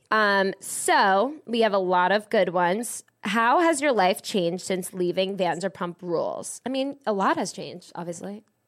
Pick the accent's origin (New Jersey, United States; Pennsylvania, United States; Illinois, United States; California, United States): New Jersey, United States; I'm from Jersey